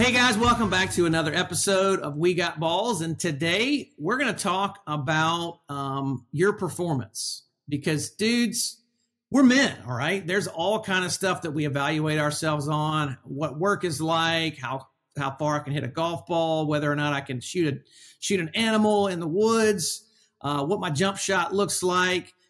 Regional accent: Alabama, United States; I'm from Alabama

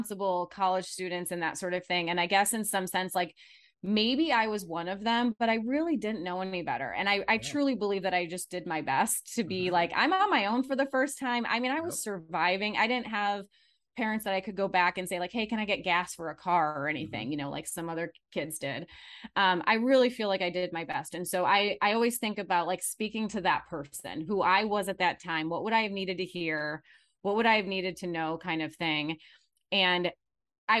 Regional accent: Michigan, United States; now in Phoenix, United States; I'm from Michigan originally, so you might be hearing that accent come out every once in a while, but I'm in Phoenix

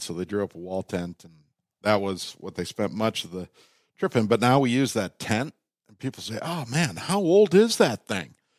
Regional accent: Minnesota, United States; also born or lived in Canada; I was born in Canada. They had a place on the Ottawa River in a logging town called Fort Collonge. And when they moved to Minnesota

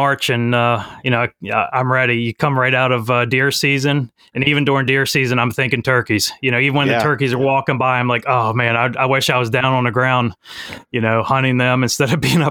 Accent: Maryland, United States; Currently, I'm in Maryland. That's born and raised here.

